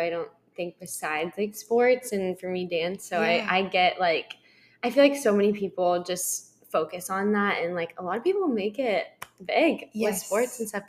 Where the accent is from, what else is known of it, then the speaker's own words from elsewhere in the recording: Kearney, Nebraska, United States; moved away; I'm from Nebraska, but my family is farmers too.